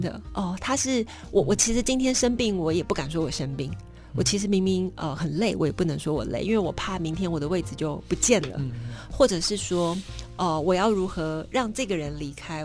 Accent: Yunlin County, Taiwan; moved away; 我有童年蛮大的一段时间都是嗯。在榆林度过

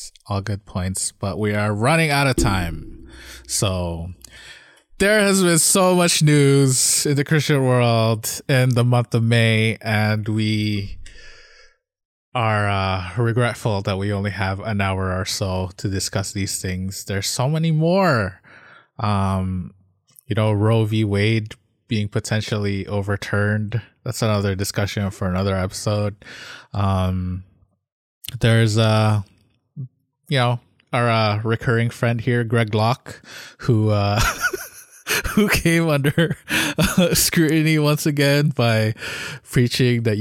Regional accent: Canada; we're from Canada.

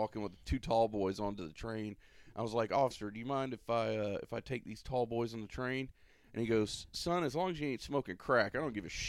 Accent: Florida, United States; I know I'm from Florida. I'm a Florida boy, so I might be partial.

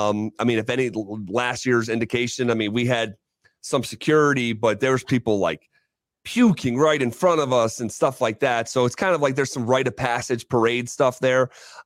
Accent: Scotia, New York, United States; moved away as an adult; now in Denver, United States; my hometown of Scotia, New York

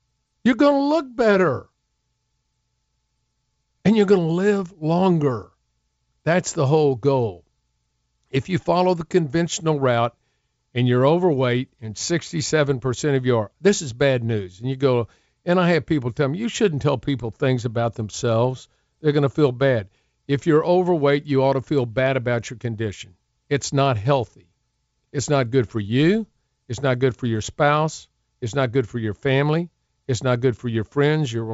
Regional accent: Houston, Texas, United States; I grew up in Houston.

